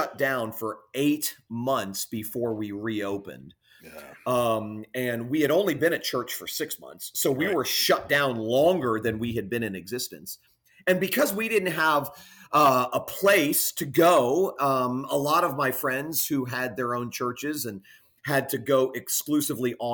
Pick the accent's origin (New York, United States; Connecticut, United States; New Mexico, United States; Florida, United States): Florida, United States; Fort Lauderdale; now in Jupiter, United States; I'm from South Florida, Fort Lauderdale area, which is about 45 minutes south of where we live in Jupiter.